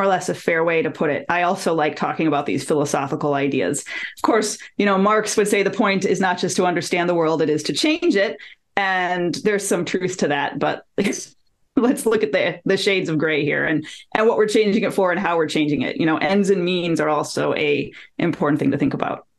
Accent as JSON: {"language": "English", "town": "Detroit", "region": "Michigan", "country": "United States", "tie": "born or raised there", "moved": "as an adult", "said": "My hometown is Detroit. I lived there until I got a job with the federal government and I moved here in 2013"}